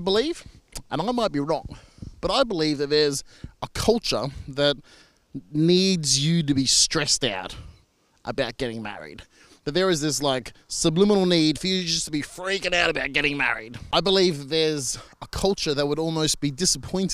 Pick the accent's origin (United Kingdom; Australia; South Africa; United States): Australia; I'm an Australian marriage celebrant